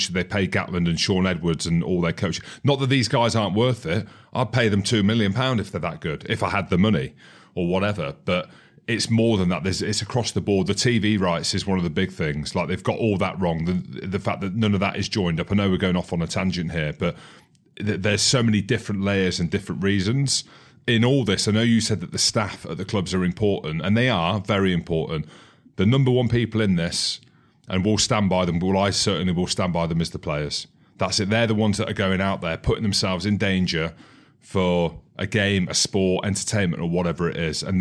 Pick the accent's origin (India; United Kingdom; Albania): United Kingdom; Scotland; I'm Scottish anyway.